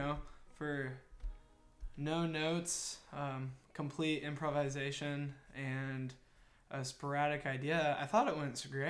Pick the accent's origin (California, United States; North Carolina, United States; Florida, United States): California, United States; Fresno; I grew up in North Fresno, just outside of a little community by the name of Pinedale, which has kind of been overtaken by the River Park, empire, if you will.